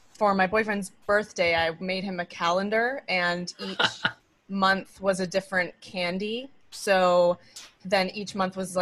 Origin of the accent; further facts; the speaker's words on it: Maine, United States; now in New York City, United States; We're both from Maine, so we are, you know, set up to have the support of our family